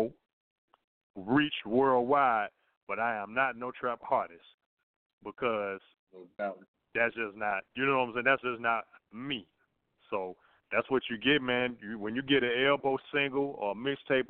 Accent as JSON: {"language": "English", "town": "Birmingham", "region": "Alabama", "country": "United States", "said": "down here in Birmingham where I'm from"}